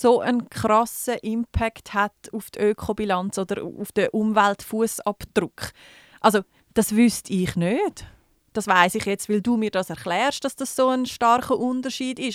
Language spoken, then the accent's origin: German; Switzerland; bei uns in der Schweiz